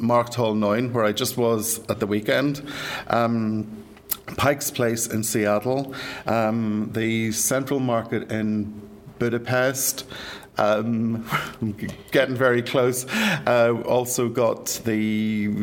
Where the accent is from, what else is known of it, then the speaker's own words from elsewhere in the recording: Ireland; moved away as an adult; I'm sure you can tell by my accent, I'm from these shores, and I left 30 years ago